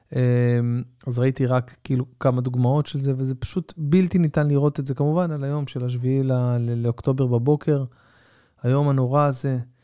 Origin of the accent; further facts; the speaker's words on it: Tel Aviv-Yafo, Tel Aviv District, Israel; אני שיחקתי בילדותי במכבי יפו. גדלתי ביפו